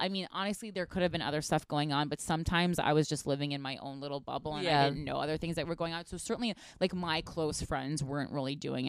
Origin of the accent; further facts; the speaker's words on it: Union, New Jersey, United States; I'm from Union, New Jersey. So, I mean, there's certainly drugs there, home of Artie Lang.